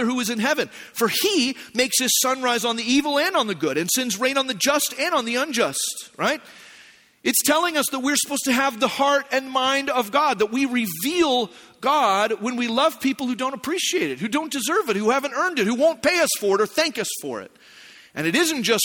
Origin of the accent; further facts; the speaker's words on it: Arizona, United States; moved away; also born or lived in Hume Lake, California; I grew up in Arizona